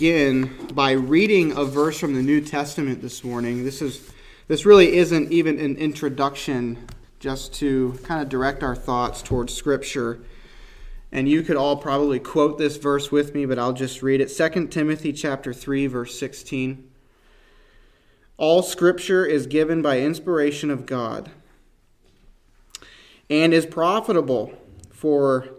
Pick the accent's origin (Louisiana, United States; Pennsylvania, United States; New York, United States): New York, United States; North Rose; moved away; my wife and I grew up here